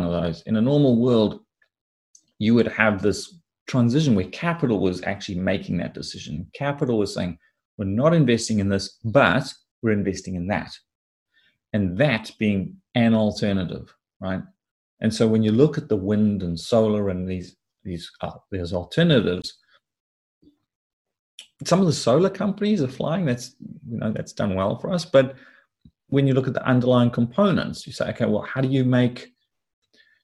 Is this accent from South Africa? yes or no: yes; South Africa; I grew up in Africa. In South Africa in particular